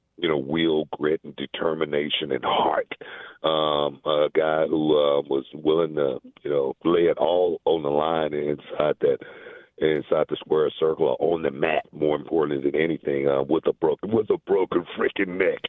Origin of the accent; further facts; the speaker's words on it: Houston, Texas, United States; also born or lived in Louisiana; I grew up in Houston